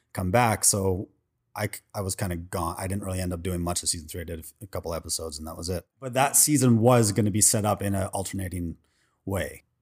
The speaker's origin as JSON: {"language": "English", "town": "Vancouver", "region": "British Columbia", "country": "Canada", "moved": "yes", "lives_now": "Los Angeles, United States", "said": "I'm originally from Vancouver, Canada"}